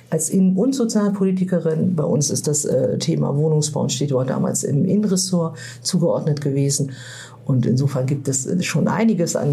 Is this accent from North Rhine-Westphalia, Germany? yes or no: no; Lübeck, Schleswig-Holstein, Germany; also born or lived in Turkey / Kiel; aus Schleswig-Holstein. Da bin ich groß geworden, genau, in der Hansestadt Lübeck aufgewachsen, wegen dem Studium später, kurze Zeit später danach Kiel gezogen und seitdem eben auch seit über 25 Jahren in Kiel wohne.